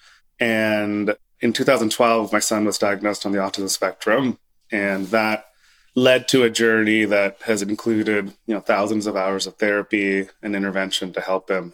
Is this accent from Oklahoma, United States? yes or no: yes; Oklahoma, United States; moved away as an adult; I grew up in Oklahoma